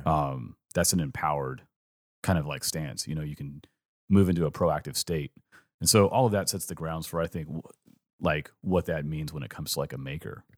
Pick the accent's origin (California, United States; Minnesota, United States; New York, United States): California, United States; growing up in California